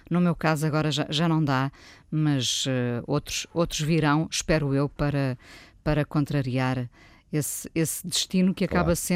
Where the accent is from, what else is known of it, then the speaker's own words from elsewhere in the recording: Porto, Norte, Portugal; nasci no Porto. Este, este Norte tem que ver com Mindelo, Vila do Conde, etc.